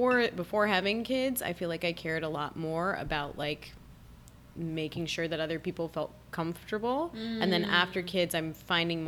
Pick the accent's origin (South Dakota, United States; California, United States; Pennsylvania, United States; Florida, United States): California, United States; Berkeley; I grew up in Berkeley, California